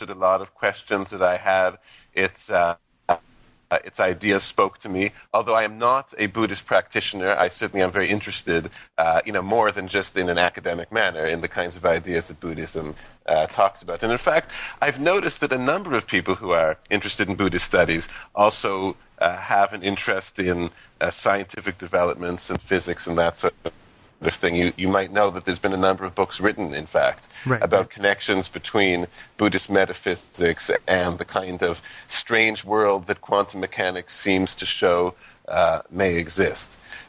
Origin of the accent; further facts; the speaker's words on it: Canada; bringing this huge country together is something that you really can't avoid growing up in Canada.